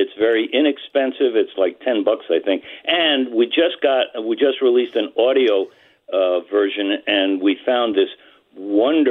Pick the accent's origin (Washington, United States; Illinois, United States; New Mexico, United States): New Mexico, United States; my home state of New Mexico